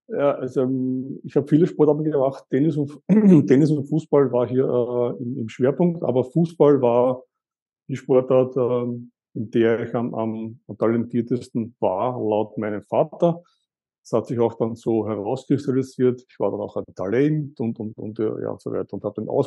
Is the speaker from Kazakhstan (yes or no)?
no; Eastern Austria, Austria; ich komme aus Österreich, aus Ostösterreich. Ich bin in Ostösterreich aufgewachsen.